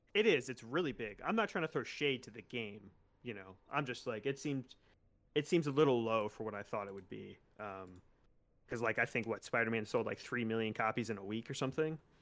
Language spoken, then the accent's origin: English; West Palm Beach, Florida, United States; West Palm Beach, my hometown